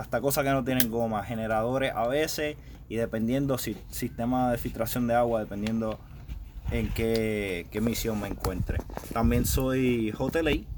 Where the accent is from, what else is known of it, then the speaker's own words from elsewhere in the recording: Humacao, Puerto Rico; yo soy de Humacao, Puerto Rico, tengo 25 años, llevo 4 años en el Army